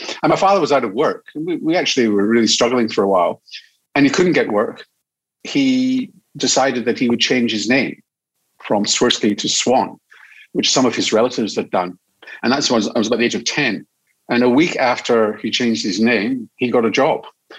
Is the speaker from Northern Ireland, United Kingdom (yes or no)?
no; Glasgow, Scotland, United Kingdom; accent: Scottish; now in Australia; Yeah, well, I grew up in Glasgow. My parents, despite the fact that I still speak with a very strong Scottish accent, there's not a drop of Scottish blood running right in my veins. Well, it depends what you call Scottish blood. I mean, I was born in Scotland, traditional Scottish blood.